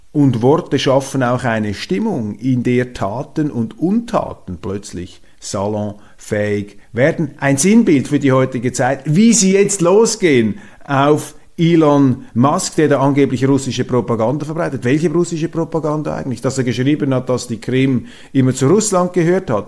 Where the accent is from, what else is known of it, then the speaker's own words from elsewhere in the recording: Switzerland; Als Schweizer